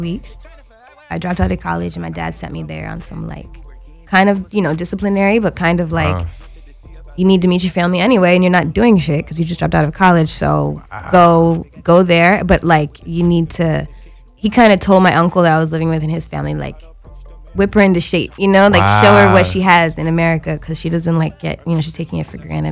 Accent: United States; I'm American

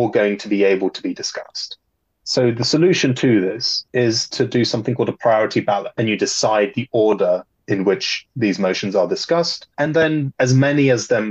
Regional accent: Poland; moved away; growing up in Poland and still being in the land where the Holocaust physically took place

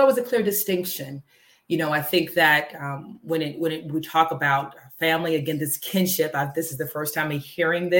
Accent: Dallas, Texas, United States; I was born in Dallas, Texas, raised there

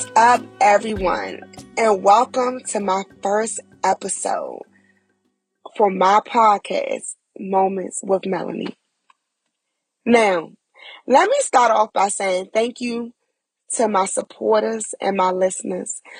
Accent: Prince George's County, Maryland, United States; moved away as an adult; also born or lived in Charlotte area, North Carolina; now in Charlotte, United States; I am from Prince George's County, Maryland. And I relocated to North Carolina within the Charlotte area about four and a half years ago

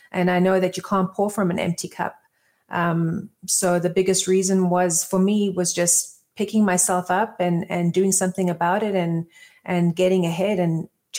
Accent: Johannesburg, Gauteng, South Africa; moved away; also born or lived in Israel; So my background is I'm originally from South Africa, born in Johannesburg. I have moved around a lot as a kid, just back and forth. We moved to Israel originally, and then back to South Africa, and then left South Africa

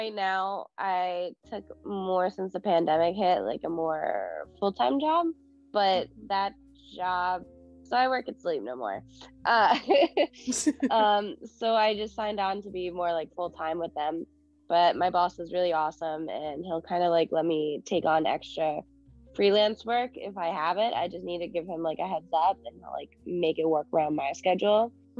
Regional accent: Long Island, New York, United States; moved away as an adult; now in New Jersey, United States; I'm from Long Island. I'm 25 years old. I went to school for theater technology at SUNY Fredonia, graduated in 2018, started working in the city

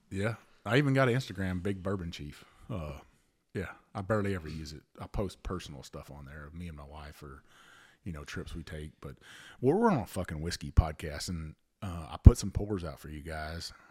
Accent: Avant, Texas, United States; also born or lived in Bayou La Batre, Alabama; my hometown's Avant, Texas

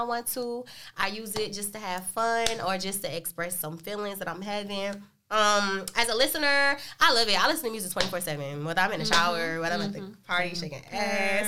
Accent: Washington, District of Columbia, United States; I'm from Northeast DC, born and raised.

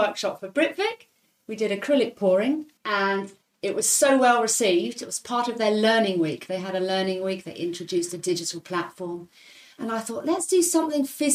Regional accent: Hong Kong; moved away; also born or lived in Leicester, United Kingdom / London, United Kingdom; I grew up in Hong Kong

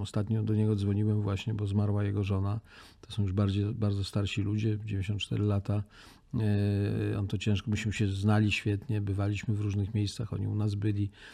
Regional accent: Poland; jak powiedziałem, że jestem z Polski

